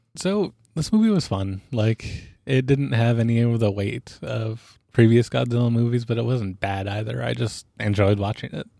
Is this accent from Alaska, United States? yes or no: yes; Alaska, United States; I grew up in Alaska, which meant that I was around guns growing up.